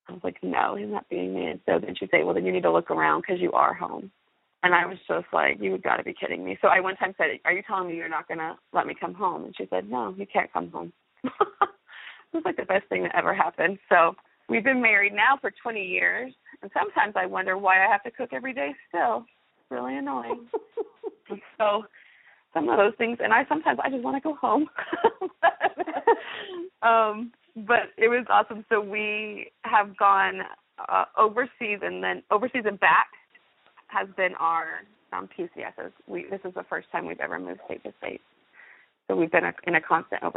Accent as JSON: {"language": "English", "area": "near Fort Huachuca", "region": "Arizona", "country": "United States", "tie": "born or raised there", "also_born_or_lived": "Louisiana / Okinawa", "moved": "as an adult", "lives_now": "Fort Knox, United States", "said": "In high school, I grew up near Fort Huachuca, Arizona"}